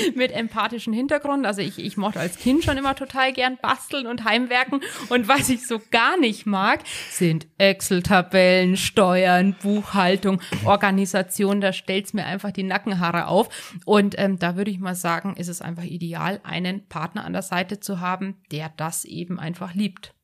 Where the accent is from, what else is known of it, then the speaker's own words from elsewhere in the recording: Bad Tölz, Bavaria, Germany; also born or lived in North Rhine-Westphalia; now in Garmisch-Partenkirchen, Germany; Also ich bin ja gebürtige Tölzerin